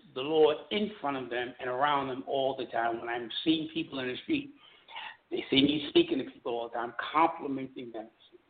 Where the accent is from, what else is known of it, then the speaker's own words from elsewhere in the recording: New York City, New York, United States; now in Delaware, United States; You know I'm from Brooklyn.